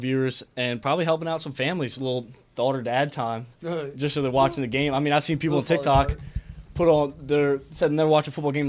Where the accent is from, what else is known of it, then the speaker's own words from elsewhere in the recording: New Orleans, Louisiana, United States; From New Orleans. New Orleans area.